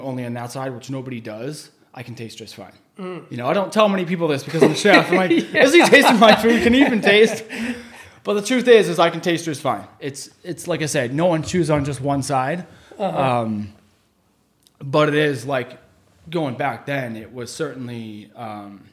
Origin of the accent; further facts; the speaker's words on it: Chelmsford, Massachusetts, United States; also born or lived in Boston; I was from Chelmsford. I was living in Chelmsford that whole time